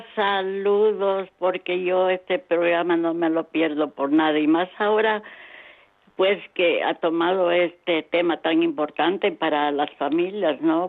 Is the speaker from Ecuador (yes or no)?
yes; Ecuador; moved away as an adult; now in Spain; He dejado mi país, soy de Ecuador